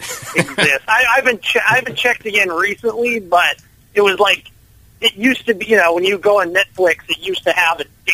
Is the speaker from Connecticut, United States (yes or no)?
no; a suburb of Minneapolis, Minnesota, United States; I grew up in Minnesota, in a suburb of Minneapolis